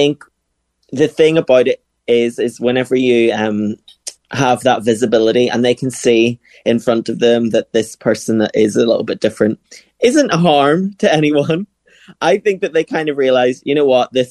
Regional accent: Northern Ireland, United Kingdom; I was brought up in Northern Ireland.

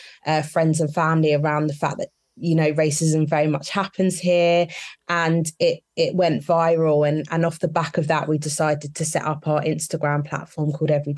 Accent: Kent, South East England, United Kingdom; where we grew up in Kent, in a small town in Kent

